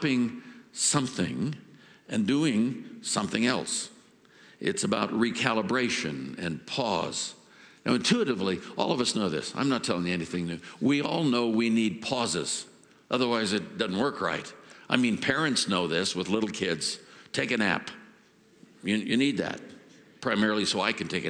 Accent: Oakland, California, United States; When I was a kid growing up in Oakland, California

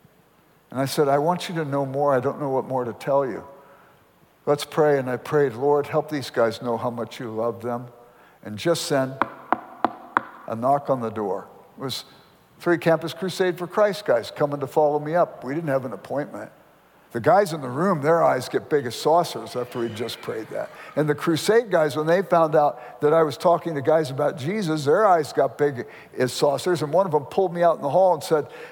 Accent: Los Angeles, California, United States; I grew up in South Central Los Angeles

